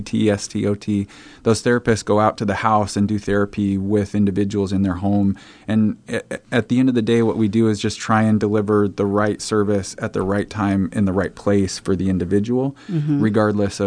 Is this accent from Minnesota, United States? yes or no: no; Omaha, Nebraska, United States; I'm a fourth-generation Omaha resident.